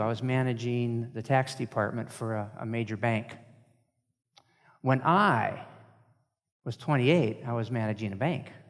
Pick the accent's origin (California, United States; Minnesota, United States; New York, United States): Minnesota, United States; Moorhead; I'm from Moorhead